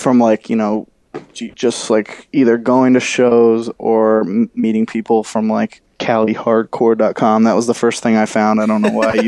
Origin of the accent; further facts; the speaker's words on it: Connecticut, United States; we were growing up in Connecticut